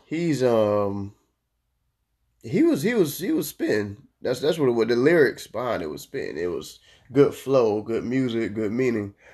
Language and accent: English; Florida, United States; I'm from Florida